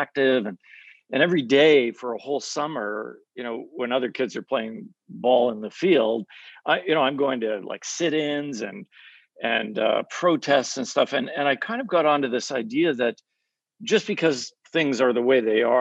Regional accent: Canada; I grew up in Canada, half my family's American, half Canadian

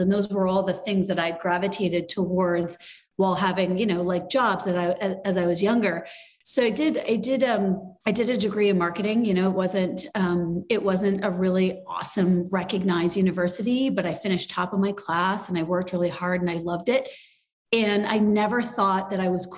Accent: small towns in Ontario, Canada; I was born in Canada and I grew up in small towns in Ontario and Canada.

